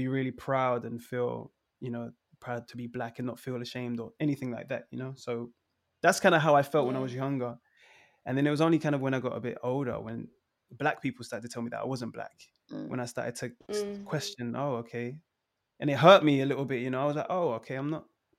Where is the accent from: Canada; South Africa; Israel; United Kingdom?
United Kingdom; London; also born or lived in Sweden; So my mom's Swedish and my dad's from Trinidad. I was born in Sweden. So when I was younger, I always used to say I was Swedish just to annoy my friends at school and stuff. But I grew up in London, like all over London.